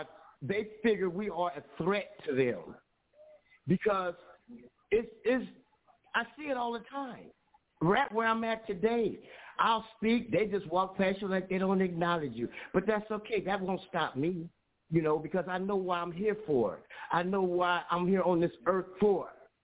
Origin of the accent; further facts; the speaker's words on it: Watts, California, United States; I grew up in Watts, in Compton area. I'm 66 years old. I've been in all the riots.